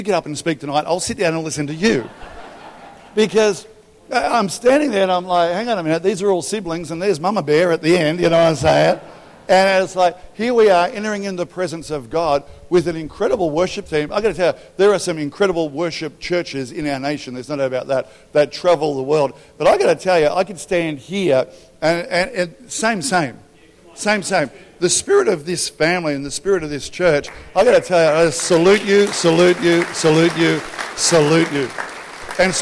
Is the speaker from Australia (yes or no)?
yes; Albury, New South Wales, Australia; I grew up in Albury